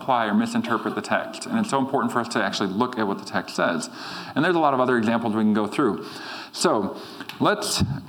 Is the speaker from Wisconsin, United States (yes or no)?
yes; Green Bay, Wisconsin, United States; I was from Green Bay